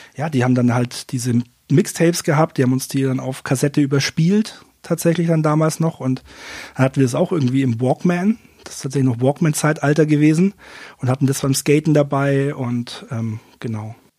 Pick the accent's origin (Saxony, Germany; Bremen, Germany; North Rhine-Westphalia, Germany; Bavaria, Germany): Bavaria, Germany; Fürth; now in Nuremberg, Germany; Ich bin in ja, Fürth geboren und ähm, auch aufgewachsen